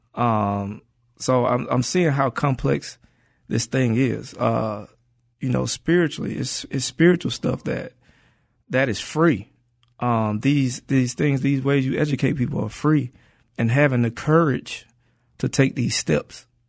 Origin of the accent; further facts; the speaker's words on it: Atlanta, Georgia, United States; moved away as an adult; also born or lived in Inglewood, Los Angeles / New York; now in Los Angeles, United States; I'm from Atlanta.